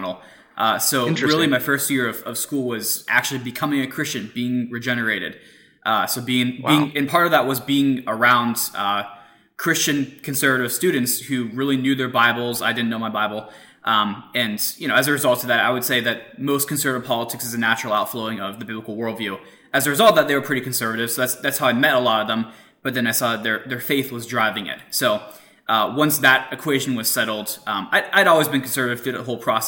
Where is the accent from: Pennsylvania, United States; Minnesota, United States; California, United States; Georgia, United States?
Pennsylvania, United States; Pittsburgh; So I grew up in Pittsburgh, so the other side of Pennsylvania